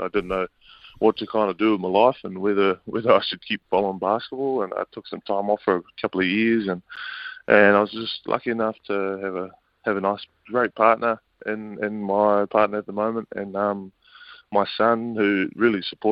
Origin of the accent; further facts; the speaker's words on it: Auckland, New Zealand; Yeah, I was brought up out west in Auckland